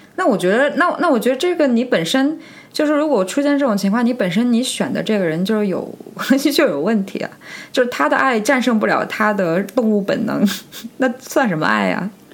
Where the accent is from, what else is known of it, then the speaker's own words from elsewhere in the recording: China; 很多我们中国人为什么活得那么累？